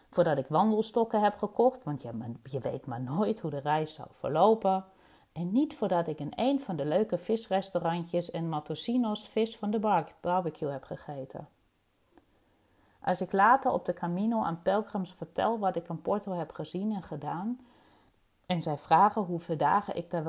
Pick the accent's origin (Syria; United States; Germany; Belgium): Germany; East Germany; Dutch is a second language; now in Rotterdam, Netherlands; geboren en getogen in Oost-Duitsland. En ik woon en werk in Rotterdam aan de Kralingse Plas.